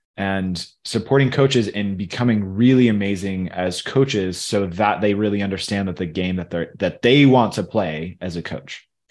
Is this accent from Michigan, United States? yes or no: yes; Michigan, United States; also born or lived in Tennessee; now in Colorado, United States; where I grew up in Michigan